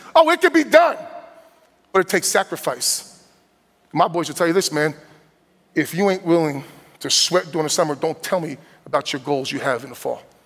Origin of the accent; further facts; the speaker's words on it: New Jersey, United States; moved away; also born or lived in Midwest; born and raised from New Jersey and growing up in New Jersey